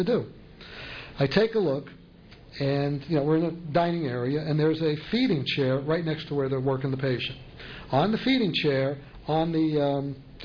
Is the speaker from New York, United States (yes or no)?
yes; New York City, New York, United States; accent: New York; moved away; I'm from New York